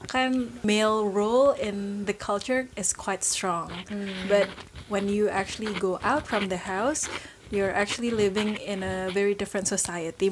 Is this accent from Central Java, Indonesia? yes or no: no; Minangkabau, West Sumatra, Indonesia; gue orang Minang, jadi background gue sendiri itu matriahat